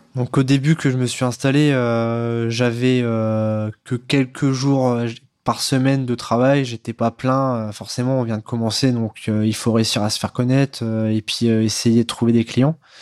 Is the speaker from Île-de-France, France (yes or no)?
no; Neuilly-sous-Clermont, Hauts-de-France, France; je viens de Neuilly sous Clermont dans l'Oise